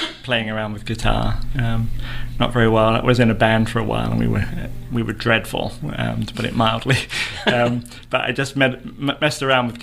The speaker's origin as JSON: {"language": "English", "region": "England", "country": "United Kingdom", "also_born_or_lived": "Dothan, Alabama", "accent": "English", "moved": "as an adult", "lives_now": "United States", "said": "I'm from England. I've been over here 18 years now"}